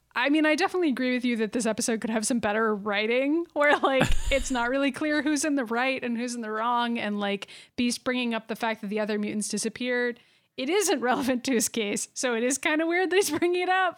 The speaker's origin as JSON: {"language": "English", "region": "Massachusetts", "country": "United States", "said": "We're from Massachusetts."}